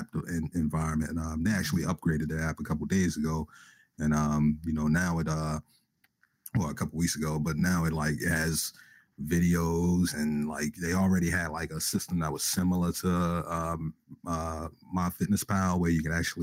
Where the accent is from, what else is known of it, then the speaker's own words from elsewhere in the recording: Baltimore, Maryland, United States; shout out to B-more, my home state, right? Home city